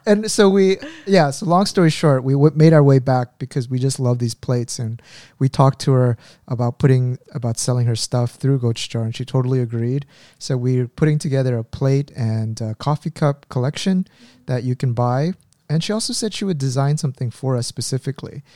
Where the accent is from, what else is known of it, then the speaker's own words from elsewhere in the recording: Orange County, California, United States; moved away as an adult; also born or lived in Indiana; now in Korea; I grew up in California in Orange County, and our, of course, my parents' home was there